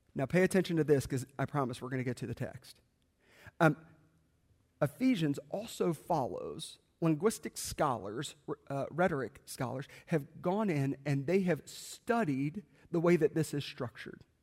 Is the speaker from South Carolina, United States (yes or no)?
yes; South Carolina, United States; I grew up in South Carolina